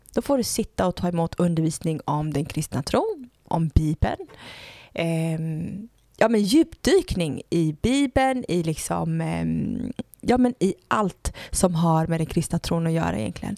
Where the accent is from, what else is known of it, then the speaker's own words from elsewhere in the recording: Gothenburg, Västra Götaland, Sweden; jag föddes i Göteborg